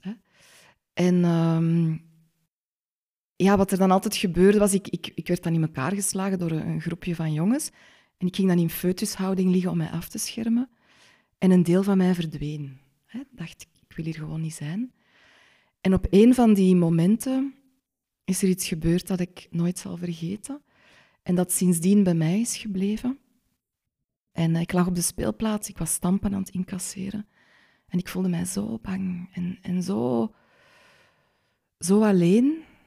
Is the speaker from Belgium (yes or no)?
yes; Schelle, Flanders, Belgium; born or raised there